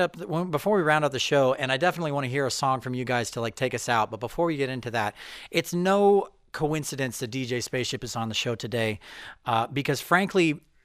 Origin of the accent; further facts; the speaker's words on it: Missouri, United States; I grew up in Missouri.